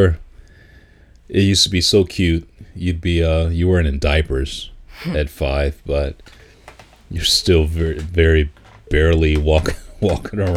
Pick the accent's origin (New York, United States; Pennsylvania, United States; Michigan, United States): Michigan, United States; Detroit; growing up in Detroit on Wilshire Drive